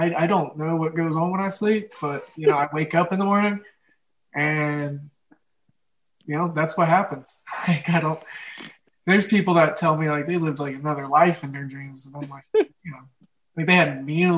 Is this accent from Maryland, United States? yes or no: no; Oklahoma, United States; accent: Midwest, Oklahoma drawl; Mine is just the Midwest and this, especially Oklahoma. There's a certain like drawl.